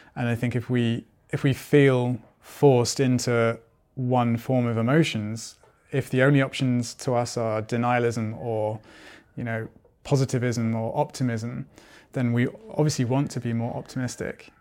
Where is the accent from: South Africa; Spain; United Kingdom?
United Kingdom; also born or lived in Germany; now in Sweden; I'm originally from Britain